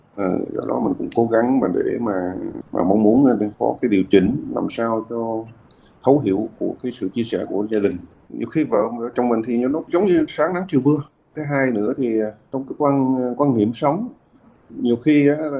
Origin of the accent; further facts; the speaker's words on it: Southern Vietnam, Vietnam; Quê của mình thì gốc miền Trung, nhưng vào miền Nam này từ hồi bé